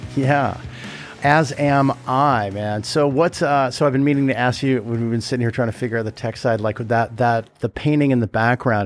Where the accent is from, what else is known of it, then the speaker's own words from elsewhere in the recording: California, United States; I am from California